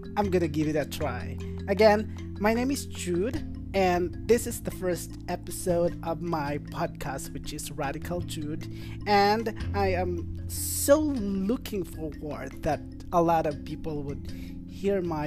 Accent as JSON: {"language": "English", "country": "Philippines", "said": "I am Filipino"}